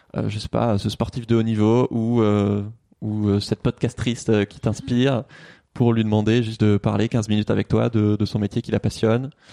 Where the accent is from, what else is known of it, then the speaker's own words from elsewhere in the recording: Toulouse, Occitania, France; moved away as an adult; now in Paris, France; j'ai grandi à Toulouse